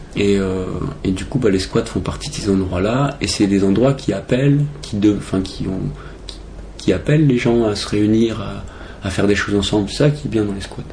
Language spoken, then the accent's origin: French; Brest, Brittany, France; moved away as an adult; now in Paris, France; je suis de Brest